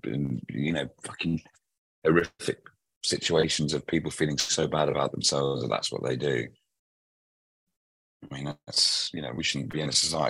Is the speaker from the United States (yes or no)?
no; Liverpool, North West England, United Kingdom; moved away; I grew up in a place called Mossley Hill.